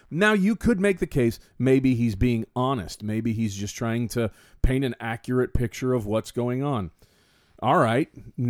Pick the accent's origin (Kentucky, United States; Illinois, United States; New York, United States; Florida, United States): Florida, United States; West Palm Beach; We are …, even though we grew up in West Palm Beach. We're Cuban B.